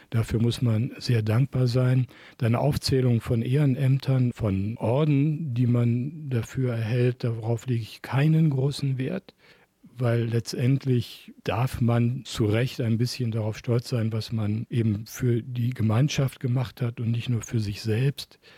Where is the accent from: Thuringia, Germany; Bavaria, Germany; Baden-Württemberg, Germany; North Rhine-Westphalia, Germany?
North Rhine-Westphalia, Germany; Moers; also born or lived in Duisburg / Neukirchen-Vluyn; ich bin, wie du schon gesagt hast, in äh, Duisburg im Krankenhaus geboren. Dann war mein Elternhaus in Hochheide, was damals noch Groß Mörs war. Und dann bin ich groß geworden in Hülsdonk und bin dann umgezogen für kurze Zeit nach Duisburg-Homberg